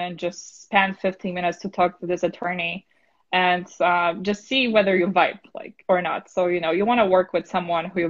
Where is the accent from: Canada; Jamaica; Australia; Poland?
Poland; English is a second language; now in New York, United States; I'm originally from Poland